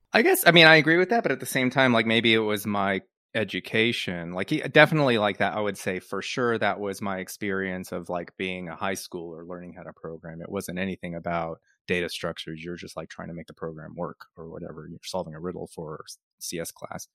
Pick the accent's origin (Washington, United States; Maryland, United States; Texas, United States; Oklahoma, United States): Texas, United States; Dallas; moved away as an adult; also born or lived in Pennsylvania / Austin; I grew up in Dallas